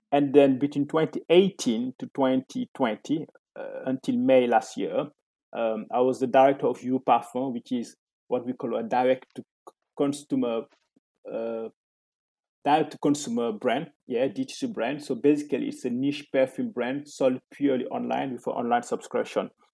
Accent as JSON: {"language": "English", "country": "Senegal", "tie": "born or raised there", "also_born_or_lived": "Ivory Coast", "moved": "as an adult", "lives_now": "France", "said": "I was born in Senegal and I lived there until the age of 12."}